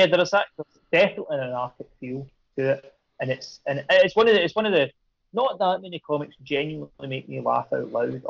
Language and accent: English; Ayrshire, Scotland, United Kingdom; There wasn't any comic shops down where I was. I grew up in Ayrshire